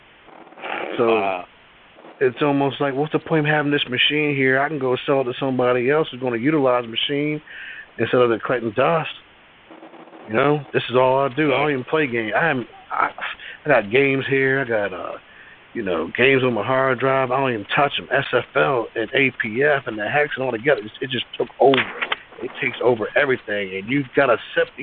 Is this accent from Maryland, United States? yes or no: yes; Maryland, United States; also born or lived in Virginia; now in Pennsylvania, United States; I grew up in Maryland